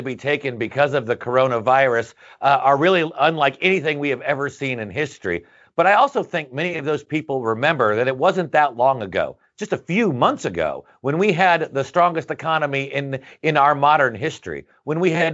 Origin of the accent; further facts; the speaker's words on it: Indiana, United States; I'm from Indiana, right next door in good Big Ten country